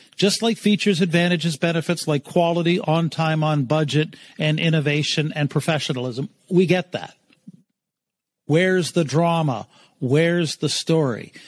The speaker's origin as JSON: {"language": "English", "region": "East Coast", "country": "Canada", "moved": "yes", "lives_now": "London, Canada", "said": "So I'm based in London, Ontario I'm originally from the East Coast"}